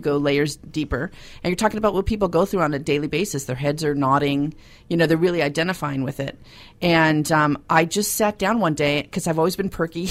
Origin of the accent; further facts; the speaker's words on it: Los Angeles, California, United States; I'm from Los Angeles